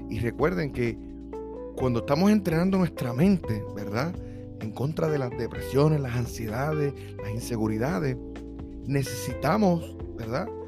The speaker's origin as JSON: {"language": "Spanish", "country": "Puerto Rico", "moved": "yes", "lives_now": "United States", "said": "cuando me mudé de Puerto Rico para los Estados Unidos"}